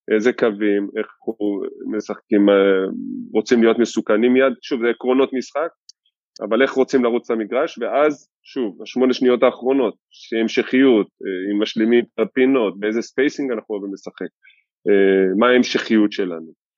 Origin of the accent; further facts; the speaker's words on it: Givatayim, Tel Aviv District, Israel; גדלתי בגבעתיים